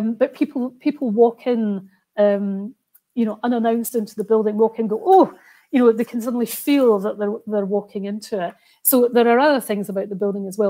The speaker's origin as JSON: {"language": "English", "town": "Roslin", "region": "Scotland", "country": "United Kingdom", "tie": "born or raised there", "also_born_or_lived": "Edinburgh", "said": "I'm from Roslyn and used to play in the famous chapel at lunchtime from school, from primary school."}